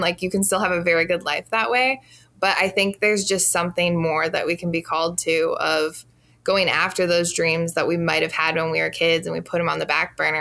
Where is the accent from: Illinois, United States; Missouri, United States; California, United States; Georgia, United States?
Illinois, United States; now in Milwaukee, United States; I'm originally from Illinois, but currently reside in Milwaukee